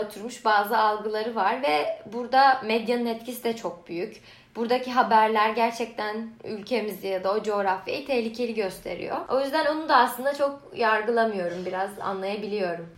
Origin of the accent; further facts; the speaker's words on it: Turkey; moved away as an adult; now in Canada; aileme Türk olduğumu söyleyince